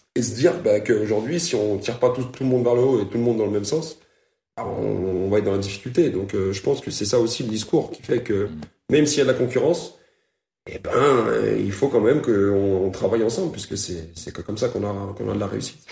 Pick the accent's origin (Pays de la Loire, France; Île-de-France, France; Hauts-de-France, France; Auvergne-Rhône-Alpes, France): Auvergne-Rhône-Alpes, France; Lyon; je suis lyonnais de souche